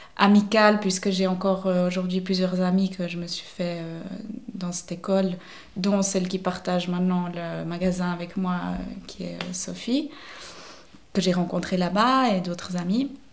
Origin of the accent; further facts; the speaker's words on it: Vevey, Vaud, Switzerland; also born or lived in Neuchâtel; now in La Chaux-de-Fonds, Switzerland; j'ai grandi dans les environs de Vevey.